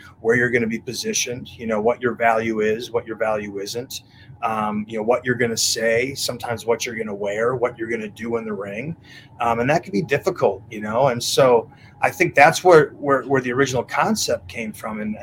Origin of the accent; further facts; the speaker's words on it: Wisconsin, United States; also born or lived in Mexico; now in Florida, United States; we're both from Wisconsin